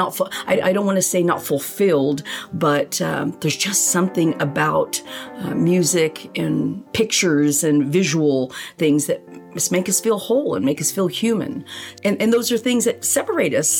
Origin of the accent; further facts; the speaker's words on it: Choctaw, Oklahoma, United States; also born or lived in Manila, Philippines; I am a Choctaw girl. I graduated in 81 from Choctaw High School.